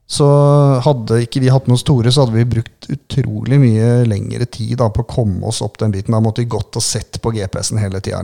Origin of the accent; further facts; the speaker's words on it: Southern Norway, Norway; vi er jo søringer